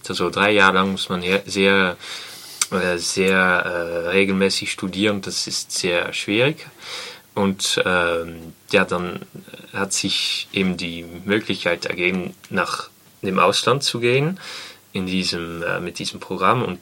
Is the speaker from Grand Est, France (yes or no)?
no; Lyon, Auvergne-Rhône-Alpes, France; German is a second language; Hallo, also … ich komme aus Lyon und studiere an der École Normale Supérieure von Lyon und zwar Germanistik